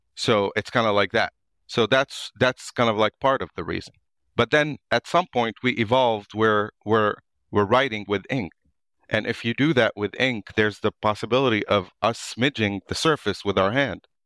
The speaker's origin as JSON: {"language": "English", "area": "suburb of Beirut", "region": "Beirut Governorate", "country": "Lebanon", "tie": "born or raised there", "also_born_or_lived": "United States", "moved": "as an adult", "lives_now": "Ireland", "said": "I was born and raised in the actual Lebanon, so in a suburb of Beirut"}